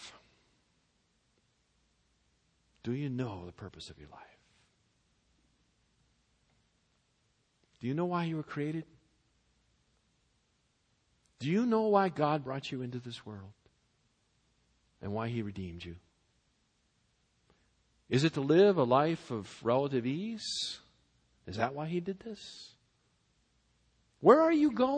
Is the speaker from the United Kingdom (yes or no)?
no; Massachusetts, United States; now in Southern California, United States; I was born and brought up in Massachusetts